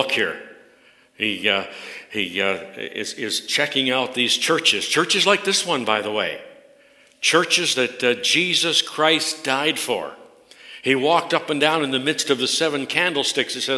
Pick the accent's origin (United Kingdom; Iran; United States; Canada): Canada; I'm a Canadian through and through